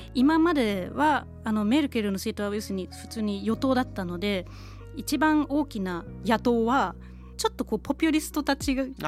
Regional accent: Kiel, Schleswig-Holstein, Germany; 私の出身地はドイツのキールなんですけど

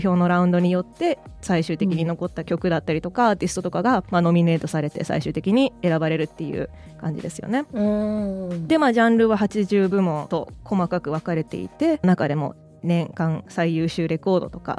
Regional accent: California, United States; 今住んでるのもアメリカなんですけどまあ行ったり来たりっていうのは割とずっとやってて今はアメリカに住んで今来日中です

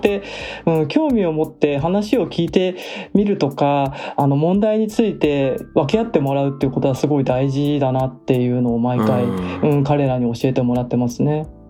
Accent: Japan; 私みたいに日本で生まれ育った人

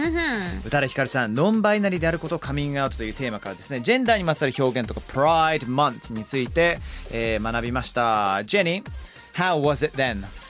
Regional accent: Somerset, South West England, United Kingdom; 僕の地元サマーセットっていうところなんですけれども

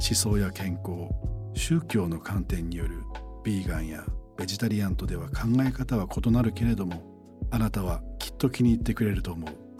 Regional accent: Sabae, Fukui, Japan; 僕の故郷福井県の鯖江という町はメガネの産地なんだ

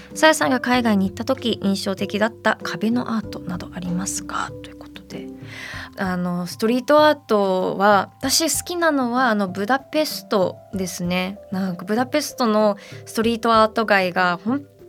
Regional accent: Detroit, Michigan, United States; moved away; 我が故郷のアメリカミシガン州デトロイト

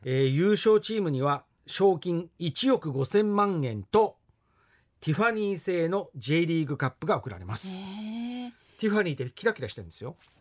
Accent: Fukuoka, Japan; 私たち福岡の人たち

